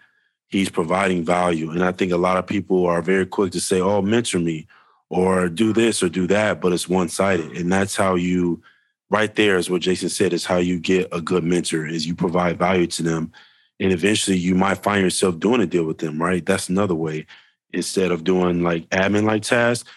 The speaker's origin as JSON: {"language": "English", "town": "Chicago", "region": "Illinois", "country": "United States", "said": "I'm from Chicago"}